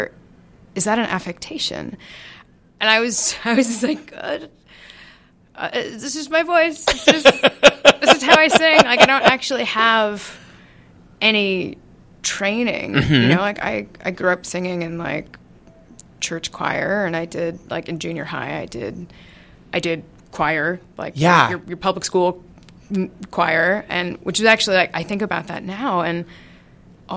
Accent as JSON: {"language": "English", "town": "Seattle", "region": "Washington", "country": "United States", "said": "I'm from Seattle"}